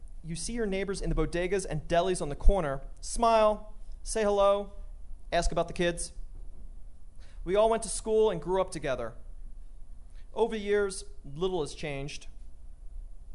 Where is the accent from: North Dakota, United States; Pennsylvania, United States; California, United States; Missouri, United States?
Pennsylvania, United States; Philadelphia; now in Denver, United States; I'm originally from Philadelphia.